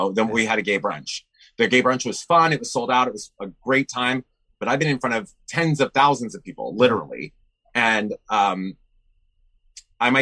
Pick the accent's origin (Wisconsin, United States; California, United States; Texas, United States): California, United States; San Francisco; my hometown here in San Francisco